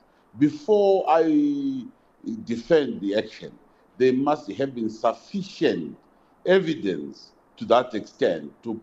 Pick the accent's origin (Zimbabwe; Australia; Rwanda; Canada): Zimbabwe; I will be campaigning in Zimbabwe, which is my country